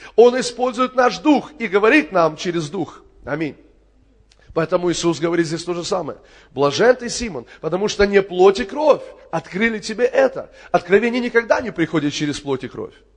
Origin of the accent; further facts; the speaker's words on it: Kerch, Crimea, Ukraine; moved away; это мой родной город. Я там родился в Керчи